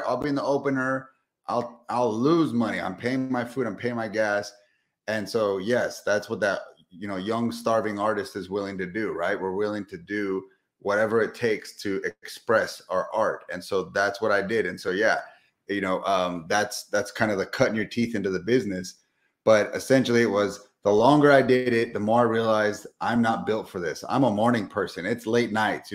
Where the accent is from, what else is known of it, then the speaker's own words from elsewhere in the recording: Southern California, United States; moved away as an adult; now in Texas, United States; I'm from Southern California, recently moved to Texas just 2 years ago, but born and raised in sunny SoCal.